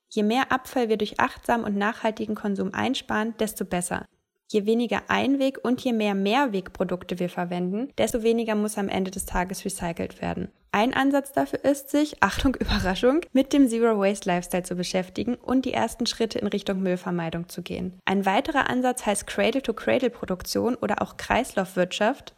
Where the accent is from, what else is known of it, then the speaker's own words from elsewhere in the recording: Ruhr area, North Rhine-Westphalia, Germany; in meiner Heimat im Ruhrgebiet